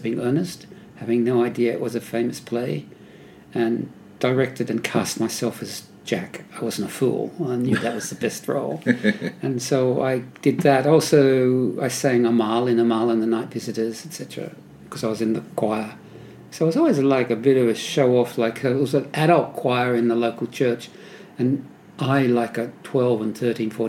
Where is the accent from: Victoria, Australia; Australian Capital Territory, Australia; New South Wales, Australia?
New South Wales, Australia; Sydney; also born or lived in North Ryde; I lived in Coogee, Randwick area, and I have most of my life. Went to, you know, early school, you know, kindergarten and all that stuff, St. Bridget's in Coogee, and then St. Anthony's in Clovelly.